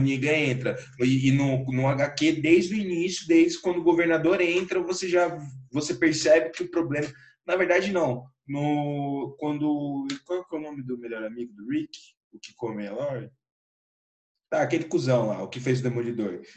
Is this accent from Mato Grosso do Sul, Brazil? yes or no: yes; Campo Grande, Mato Grosso do Sul, Brazil; eu sou de Campo Grande, Mato Grosso do Sul